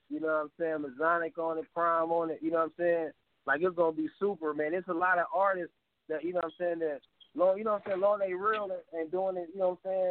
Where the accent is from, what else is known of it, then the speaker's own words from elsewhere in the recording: Toledo, Ohio, United States; I was born here in America in Toledo, Ohio